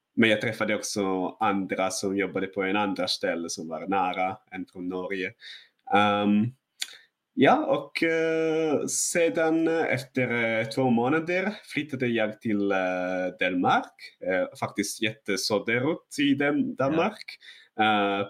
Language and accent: Swedish; northern Italy, Italy; Swedish is a second language; moved away as an adult; now in Sweden; Jag, jag kommer från norra Italien också, så det är eh, under berg